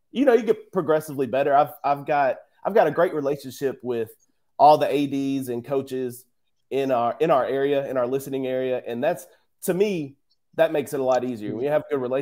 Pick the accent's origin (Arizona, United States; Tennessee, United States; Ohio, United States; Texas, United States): Texas, United States; Lindale; I'm from Lindale. I graduated from Lindale.